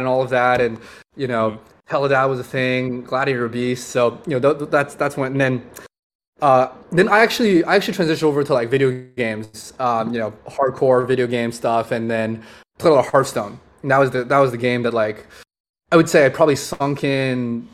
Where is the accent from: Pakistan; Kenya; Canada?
Canada; Montreal, Quebec; I grew up in Montreal, up in Canada